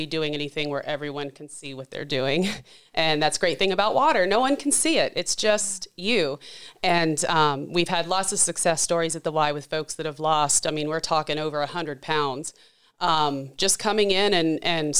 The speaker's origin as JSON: {"language": "English", "town": "Charleston", "region": "West Virginia", "country": "United States", "tie": "born or raised there", "moved": "yes", "said": "I grew up in West Virginia in the Charleston area"}